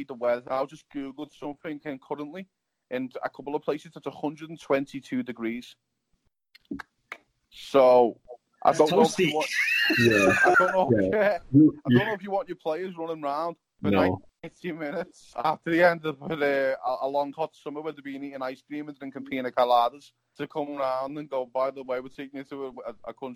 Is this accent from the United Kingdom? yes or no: yes; Liverpool, North West England, United Kingdom; now in United States; I went from Liverpool